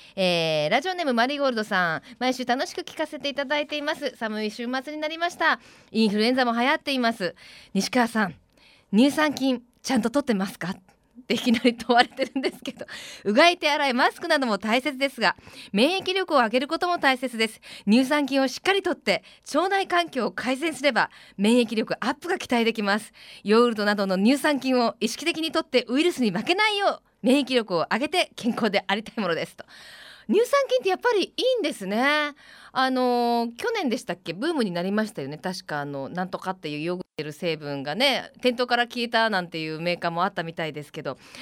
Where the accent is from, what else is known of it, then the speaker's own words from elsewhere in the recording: Kansai, Japan; now in Fukuoka, Japan; 私あの 関西出身なので